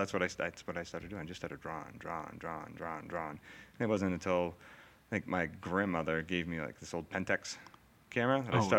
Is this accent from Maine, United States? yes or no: yes; Maine, United States; also born or lived in Worcester, Massachusetts; now in Hamilton, United States; I was born in Worcester here in Massachusetts. Yeah. I don't remember much about living in Worcester. I was really young. My family then moved up to up to Maine. I grew up on like a small little dairy farm.